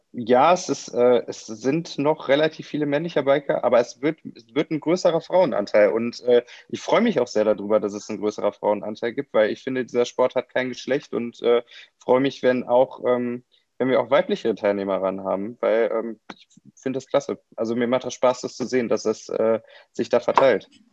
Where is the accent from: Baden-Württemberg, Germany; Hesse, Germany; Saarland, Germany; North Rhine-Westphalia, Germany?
North Rhine-Westphalia, Germany; Kaarst; ich bin in Karst aufgewachsen